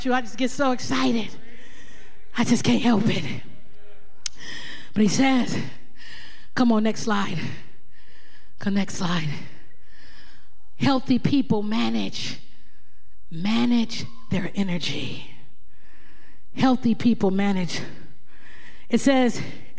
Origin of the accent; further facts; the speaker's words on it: Oakland, California, United States; There's something in me from growing up in Oakland.